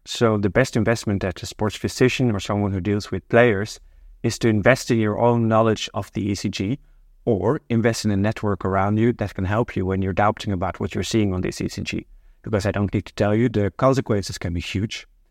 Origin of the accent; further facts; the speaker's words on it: Norway; moved away as an adult; now in Amsterdam, Netherlands; I'm originally from Norway, but I've been living in Amsterdam now for more than 20 years